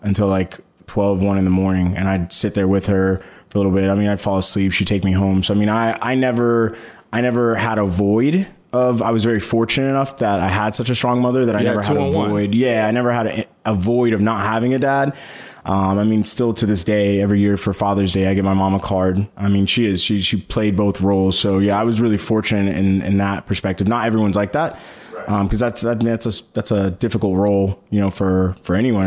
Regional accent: St. Petersburg, Florida, United States; also born or lived in Detroit, Michigan / Fort Lauderdale, Florida / Tampa, Florida; I was raised in St. Pete, went to high school in St. Pete and Safety Harbor

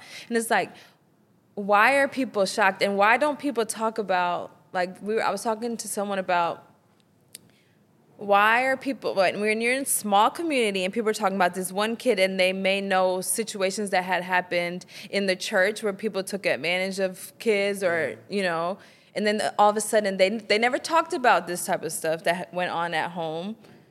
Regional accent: the South, United States; I think growing up in the South and growing up in the church, and especially if you're in a small church or in a small community

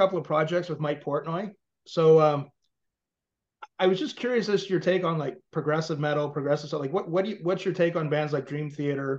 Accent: Ottawa, Ontario, Canada; where I grew up in Ottawa. It's the capital city of Canada, home of the Ottawa Senators.

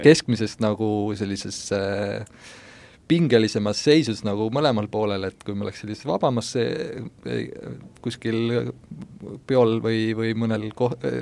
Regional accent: Pärsama, Saare County, Estonia; moved away as an adult; now in Tallinn, Estonia; Saaremaalt, Põhja-Saaremaalt, sellisest külast nagu Pärsamaa

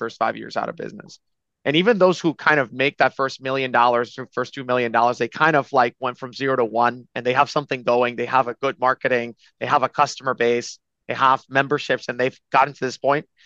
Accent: Dominican Republic; moved away as an adult; also born or lived in New York City, United States; I'm from the Dominican Republic. I come from a long line of pineapple farmers. I came to school at New York University

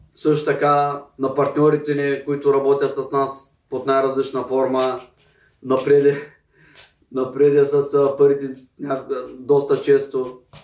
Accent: Bulgaria; ние тук сме си българи

